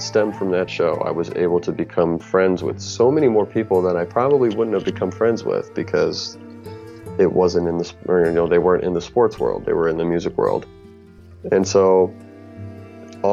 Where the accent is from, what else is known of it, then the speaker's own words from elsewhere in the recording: Michigan, United States; I'm an actor from Michigan. I'm calling from the Lansing area